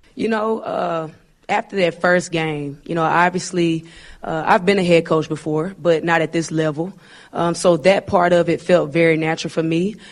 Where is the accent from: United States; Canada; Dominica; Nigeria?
United States; Arkansas; I'm a Arkansas kid, and, uh, you know, I'm born and raised in Arkansas.